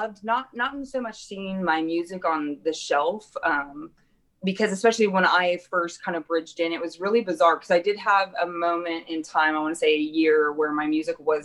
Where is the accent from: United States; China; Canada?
United States; Knoxville, Iowa; also born or lived in Nashville, Tennessee; now in Des Moines, United States; I was born and raised in Knoxville, Iowa